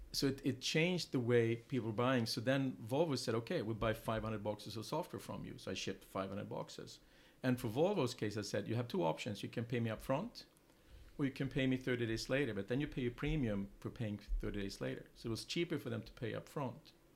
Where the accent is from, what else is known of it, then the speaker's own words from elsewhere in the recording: Sweden; English is a second language; moved away as an adult; also born or lived in England; now in United States; I'm originally from Sweden. Um, I came to the U.S. Um, 21 years ago